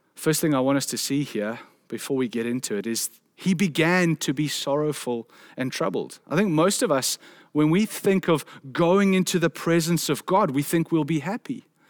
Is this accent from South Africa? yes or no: yes; South Africa; a South African man